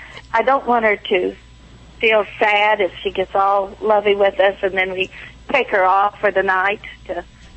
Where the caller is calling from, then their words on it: Watkinsville, Georgia, United States; Watkinsville, Georgia.